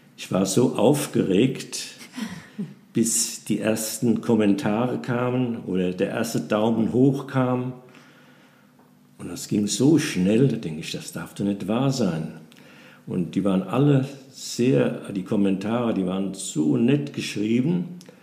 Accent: Nassau, Rhineland-Palatinate, Germany; Ich bin ein alter Nassauer, 84 Jahre alt, bin auch hier in unserem schönen Städtchen geboren und in die Schule gegangen

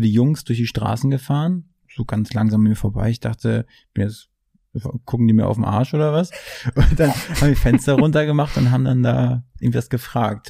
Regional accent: near Schwerin, Mecklenburg-Vorpommern, Germany; now in Berlin, Germany; Ich komme aus MacPom ursprünglich, mhm. aus der Nähe von Schwerin

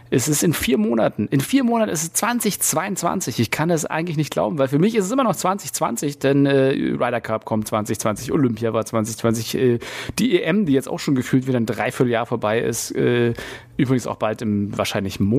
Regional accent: Berlin, Germany; Das ist immer eine, eine bodenlose Frechheit, uns als äh, Berliner zu ähm, ähm, bezeichnen.

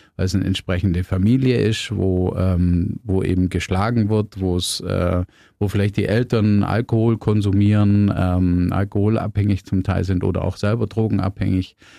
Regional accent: Biberach an der Riß, Baden-Württemberg, Germany; ich bin in Bibrach aufgewachsen

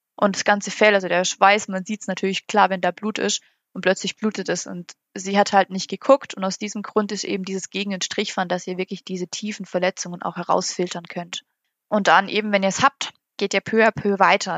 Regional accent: Germany; bei uns in Deutschland

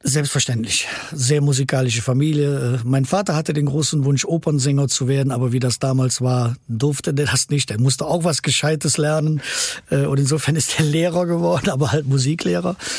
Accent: Erkelenz, North Rhine-Westphalia, Germany; moved away as an adult; now in Cologne, Germany; meiner Heimatstadt Erkelenz

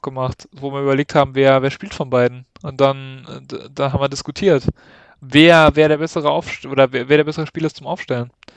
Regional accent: Saarland, Germany; Saarländer schon

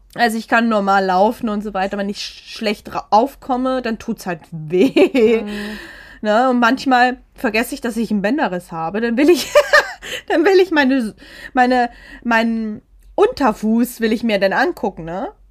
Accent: Germany; aus Germany

